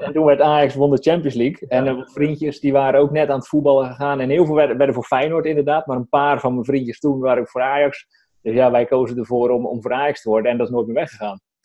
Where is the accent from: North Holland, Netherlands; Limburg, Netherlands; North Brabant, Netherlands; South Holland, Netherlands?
South Holland, Netherlands; Strijen; moved away as an adult; now in Drenthe, Netherlands; Maar ik kom op veel uit Hoekse Waard, dus onder Rotterdam. Uit Strijen, daar heb ik tot mijn eenentwintigste gewoond